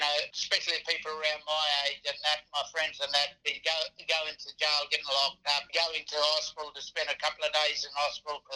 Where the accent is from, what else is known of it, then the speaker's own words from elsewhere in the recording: Onslow, Western Australia, Australia; moved away; also born or lived in Kalgoorlie; growing up in Onslow, you're familiar with your culture up that way and that protocol